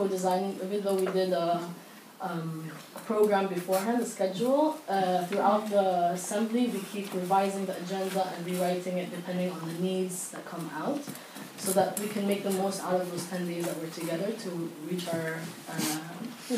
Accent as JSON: {"language": "English", "country": "Palestine", "said": "I'm from Palestine, and hold an Israeli passport"}